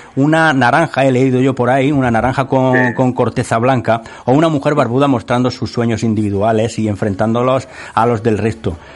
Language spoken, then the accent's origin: Spanish; Sierra de Segura, Andalusia, Spain; la Sierra de Segura, donde, de donde yo soy natal